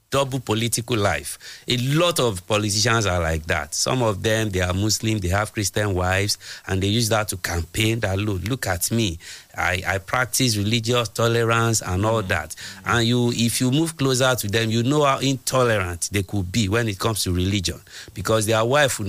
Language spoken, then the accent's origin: English; Egba, Ogun State, Nigeria; Is an Egba man because I'm from Egba